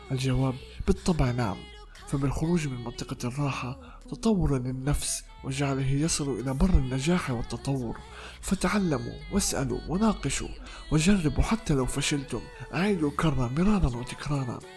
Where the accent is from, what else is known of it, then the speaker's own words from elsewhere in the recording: Palestine; accent: Palestinian Arabic; كنت أتحدث باللهجة العامية باللهجة الفلسطينية العامية